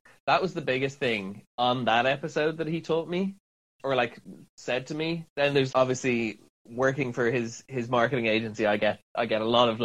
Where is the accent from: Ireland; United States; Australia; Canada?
Ireland; Dublin, Leinster; moved away as an adult; now in London, United Kingdom; I'm from Ireland, born and raised in Dublin.